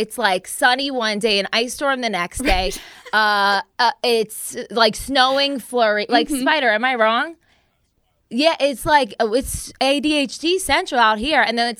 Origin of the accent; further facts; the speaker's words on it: New Jersey, United States; I'm from Jersey.